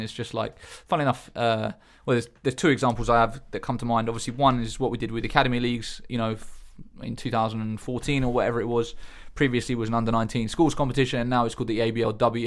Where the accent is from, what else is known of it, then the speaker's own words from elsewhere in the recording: Eastbourne, South East England, United Kingdom; in Eastbourne growing up, um, we used to play on the seafront basketball courts